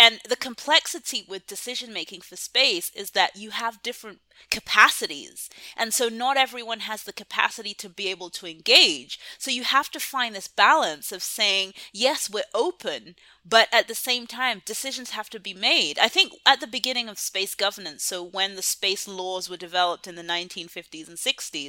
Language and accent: English; Canada; now in United States; And I really only came across this term Afrofuturism when I moved to the United States. I came here from Canada.